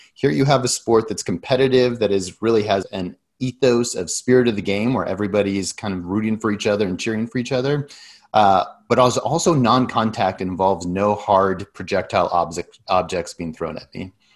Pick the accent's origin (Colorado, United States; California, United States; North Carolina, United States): Colorado, United States; Denver; moved away as an adult; also born or lived in Silicon Valley; I grew up in Denver and then I left for about 20 years, went all around, spent a lot of that in Silicon Valley